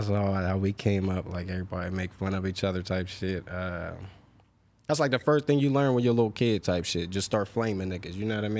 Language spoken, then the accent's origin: English; Pittsburgh, Pennsylvania, United States; I mean, I grew up on the Hill District. It's kind of rough. Chauncey Drive, to be specific. Shout out to everybody up Chauncey. It's projects.